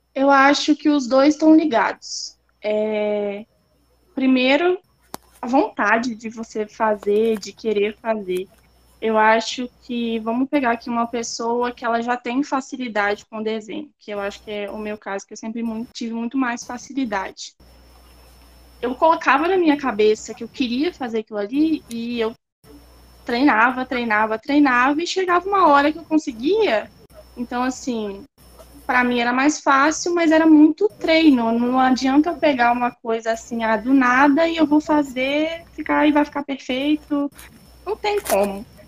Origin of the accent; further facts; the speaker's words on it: Pedra Azul, Espírito Santo, Brazil; moved away as an adult; now in Viçosa, Brazil; Eu sou de Pedra Azul, no Espírito Santo.